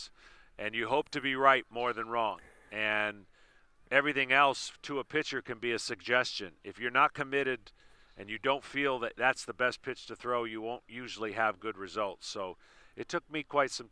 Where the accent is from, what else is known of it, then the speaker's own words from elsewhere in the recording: Lansing, Michigan, United States; moved away as an adult; also born or lived in Atlanta, Georgia; I grew up in the Detroit area, raised in Lansing.